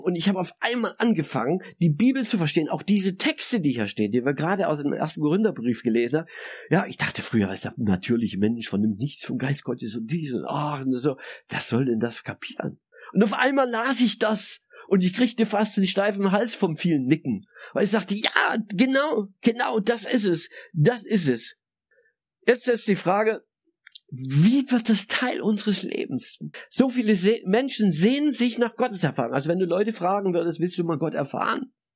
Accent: Saxony, Germany; christlich sozialisiert als Sachse in der DDR

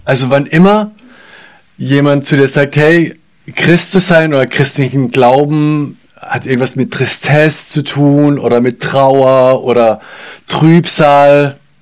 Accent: Germany; wir, glaube ich, als Deutsche

